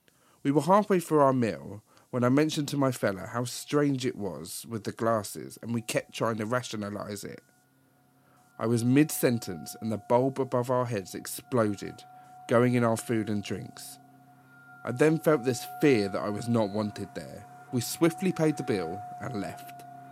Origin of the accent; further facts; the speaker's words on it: East of England, United Kingdom; Way back in 2007, me and my fellow at the time travelled from Leeds, where I was at uni, to York for the day. We had both never been, as he was Welsh and I was from Hertfordshire.